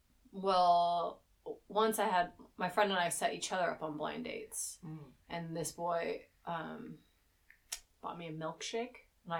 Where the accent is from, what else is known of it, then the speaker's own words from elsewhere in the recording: United States; moved away as an adult; now in England, United Kingdom; because I'm American